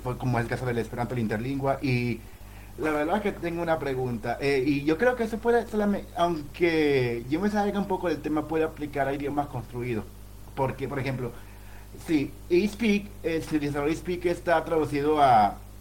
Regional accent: Panama; de aquí de Panamá. Ah, o sea, nací en Panamá

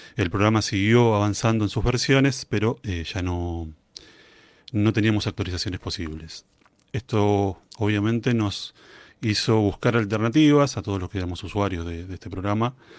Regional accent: Argentina; Soy músico, integrante de la Banda Sinfónica Nacional de mi país

